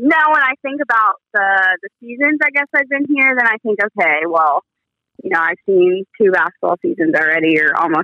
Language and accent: English; North Alabama, United States; moved away as an adult; now in Ohio, United States; I grew up in North Alabama